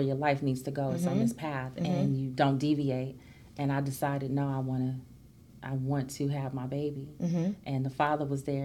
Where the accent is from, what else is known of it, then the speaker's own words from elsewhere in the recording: Los Angeles, California, United States; I come from South Central Los Angeles.